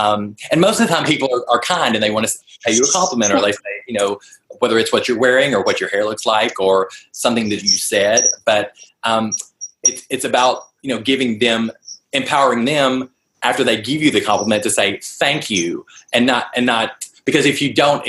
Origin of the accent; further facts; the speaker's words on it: the South, United States; I'm from the South, so I'm pretty slow in the answering, so we'll try to.